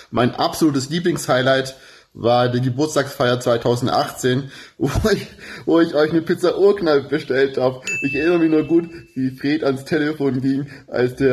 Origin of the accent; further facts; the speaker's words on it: Düsseldorf, North Rhine-Westphalia, Germany; Nerdigste Grüße aus meiner Heimat Düsseldorf, wo wir uns dann am 11. Dezember sehen.